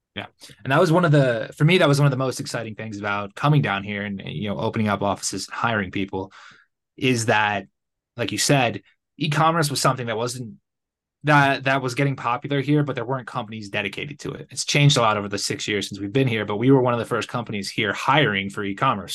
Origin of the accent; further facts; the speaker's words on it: Connecticut, United States; moved away as an adult; also born or lived in Playa del Carmen, Mexico; now in Guadalajara, Mexico; I'm originally from Connecticut.